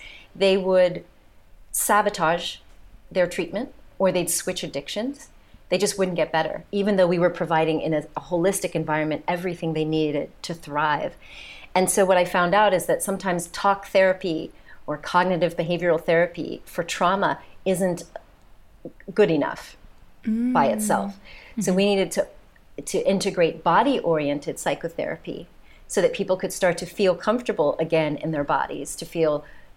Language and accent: English; United States; accent: American; moved away as an adult; also born or lived in south of France; now in France; you can tell by my accent, I'm the American here.